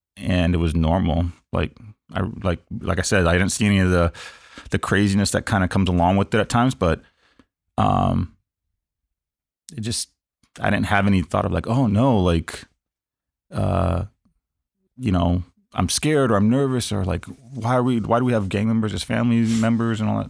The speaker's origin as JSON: {"language": "English", "town": "Los Angeles", "region": "California", "country": "United States", "tie": "born or raised there", "said": "born and raised in Los Angeles, uh, pretty much outside of four months of my entire life, I have lived in L A County"}